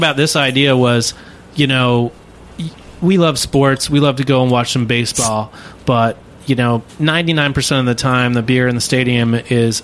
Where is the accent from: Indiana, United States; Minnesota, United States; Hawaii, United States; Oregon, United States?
Oregon, United States; Portland; my hometown of Portland